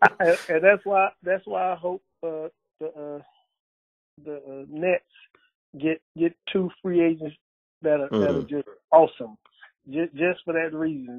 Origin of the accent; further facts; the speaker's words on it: Texas, United States; me growing up in Texas when we had a lot of basketball players that were better than the players that they were claiming were the best players in New York.